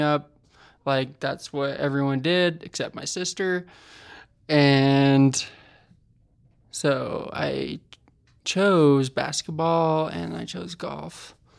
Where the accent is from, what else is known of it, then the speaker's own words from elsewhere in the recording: West Point, Utah, United States; moved away; Where I come from? West Point is where my parents live, which nobody normally knows where that's at. It's very far west.